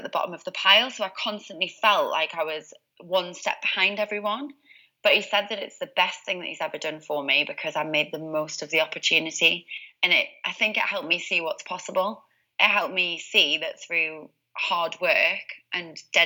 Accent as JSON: {"language": "English", "town": "Newcastle upon Tyne", "region": "North East England", "country": "United Kingdom", "said": "I'm originally from Newcastle, as you can probably tell by the accent."}